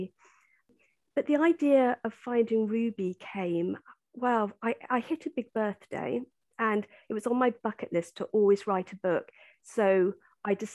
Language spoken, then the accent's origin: English; Salisbury, South West England, United Kingdom; I come from Salisbury. I mean, it's such a historical city. So, you know, there's history all around us here.